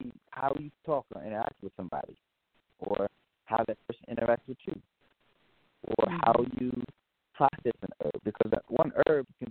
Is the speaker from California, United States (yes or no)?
yes; Richmond, California, United States; also born or lived in Oakland; I grew up born in Oakland, raised in Richmond, came back to Oakland, left the country for a while, and came back out to the Bay